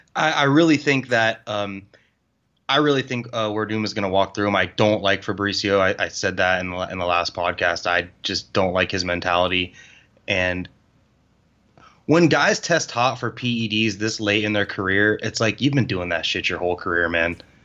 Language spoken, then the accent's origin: English; Florida, United States; I'm from Florida.